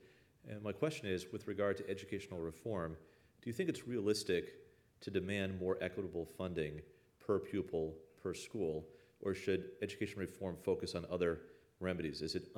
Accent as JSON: {"language": "English", "region": "Michigan", "country": "United States", "tie": "born or raised there", "said": "I grew up in Michigan"}